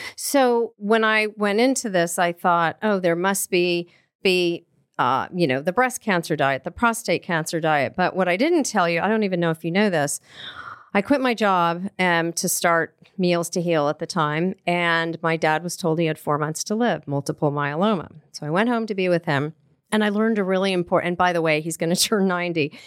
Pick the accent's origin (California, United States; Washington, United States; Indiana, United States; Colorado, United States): Colorado, United States; I grew up in Colorado